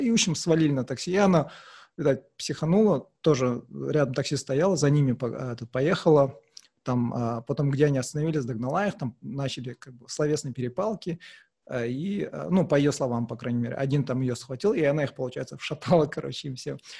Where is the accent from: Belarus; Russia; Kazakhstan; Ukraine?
Kazakhstan; Uralsk, West Kazakhstan Region; now in Aktau, Kazakhstan; хоть я родился здесь в Ахтау, но мы выросли в Уральске